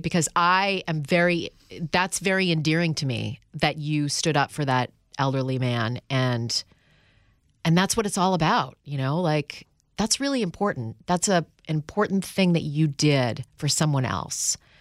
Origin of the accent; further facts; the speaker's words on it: Canada; now in United States; when I was a kid from Canada who moves to New York City